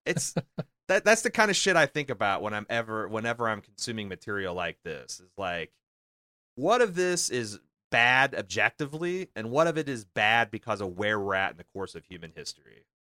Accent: United States; my whole life growing up as an American

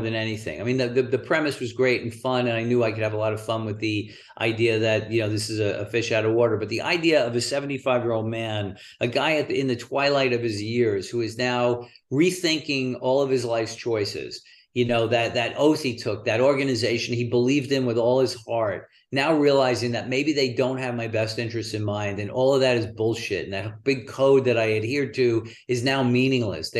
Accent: New York, United States; accent: New York; now in Los Angeles, United States; I do present as someone who's from New York. I talk with my hands and I have an accent

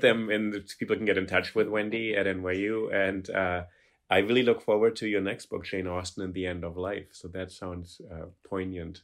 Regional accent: Germany; now in New York, United States; I grew up in Germany and I speak German

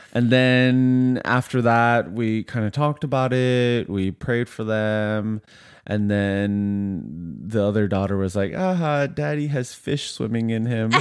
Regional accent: Vancouver, British Columbia, Canada; moved away; also born or lived in Ottawa / Montreal / Korea / Edmonton; I grew up in Vancouver

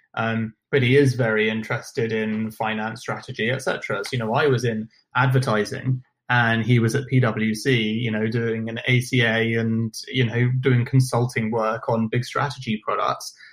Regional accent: London, United Kingdom; accent: British; also born or lived in Buenos Aires, Argentina / Nottingham; I grew up in London

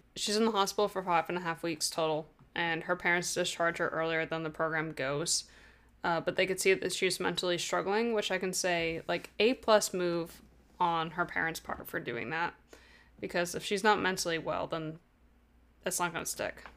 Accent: United States; I'm American.

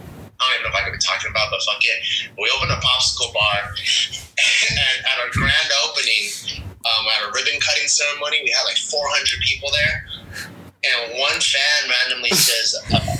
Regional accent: Los Angeles, California, United States; I grew up in LA in the San Gabriel Valley during like the late 90s, early 2000s.

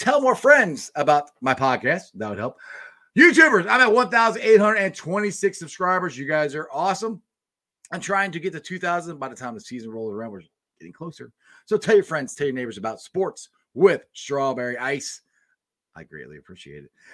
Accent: Cincinnati, Ohio, United States; also born or lived in Goldsboro, North Carolina; I was raised in Cincinnati

